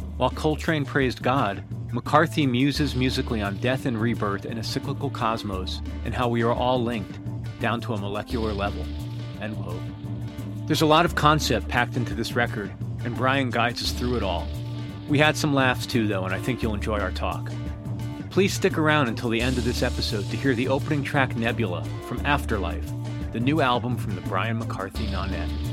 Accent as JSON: {"language": "English", "region": "Connecticut", "country": "United States", "moved": "yes", "said": "I'm from Connecticut originally"}